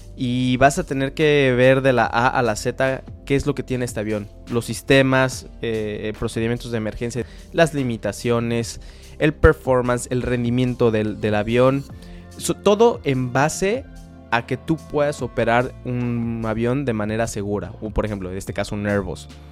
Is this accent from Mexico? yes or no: yes; Mexico; los mexicanos estamos muy bien posicionados como pilotos